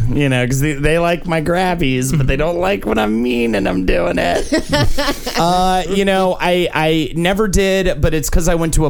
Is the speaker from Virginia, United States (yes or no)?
no; Charlotte, North Carolina, United States; my hometown of Charlotte, North Carolina